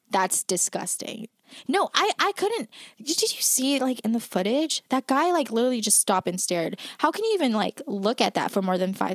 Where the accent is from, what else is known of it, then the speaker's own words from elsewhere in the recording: Toronto, Ontario, Canada; Bitch, I'm from here, dummy.